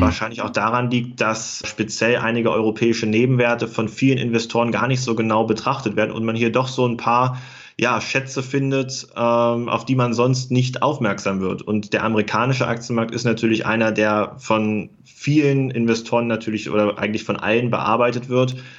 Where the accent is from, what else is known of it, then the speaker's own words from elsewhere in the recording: Germany; moved away as an adult; now in Göttingen, Germany; Ich komme ja aus dem Harz. Ich wohne auch nach wie vor in der Nähe. Ich wohne äh, in Göttingen